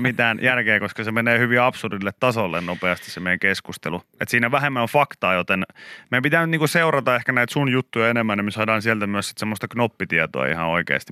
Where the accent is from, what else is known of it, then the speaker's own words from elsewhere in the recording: Pori, Satakunta, Finland; Mä oon porilainen